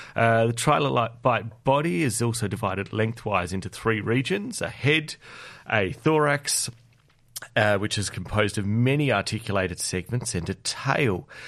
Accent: South Australia, Australia; now in Canberra, Australia; my hometown of South Australia

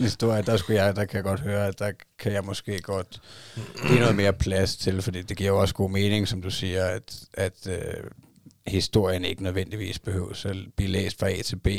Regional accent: Denmark; min kone hun er fra Thailand, og jeg er fra Danmark

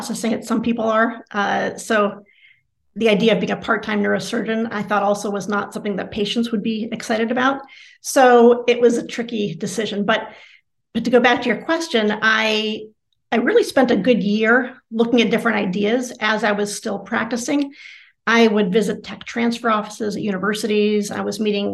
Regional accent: Cleveland, Ohio, United States; growing up in Cleveland as my father was a surgeon

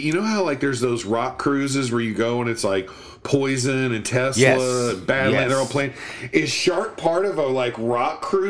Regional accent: United Kingdom; So we just try to, we're very British. We stiff upper lip and try to get past.

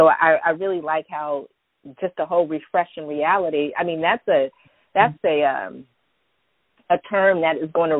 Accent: San Francisco Bay Area, Northern California, United States; I'm from California. I grew up in Northern California, San Francisco Bay Area

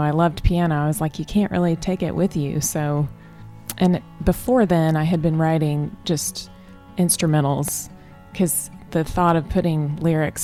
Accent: Southwest Missouri, United States; I grew up in Southwest Missouri

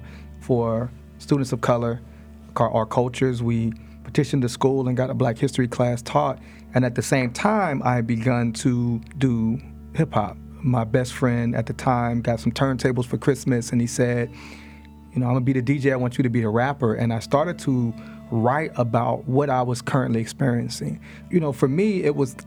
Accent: Chicago, Illinois, United States; also born or lived in Monrovia / Maryland; now in Pittsburgh, United States; And she raised me with Dr. King and Malcolm X and Assata Shakur and these folks. But I didn't really understand it in Chicago

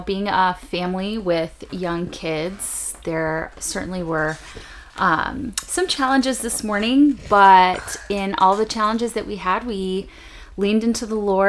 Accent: Chicago, Illinois, United States; I grew up on the northwest side of Chicago, with a really big extended family

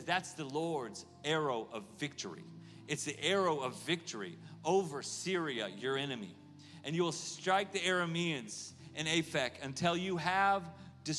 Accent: Oklahoma, United States; moved away as an adult; also born or lived in California; now in Kansas City, United States; I'm from Oklahoma

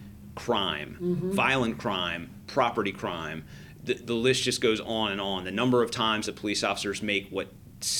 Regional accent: Manassas, Virginia, United States; I grew up in Northern Virginia in Manassas.

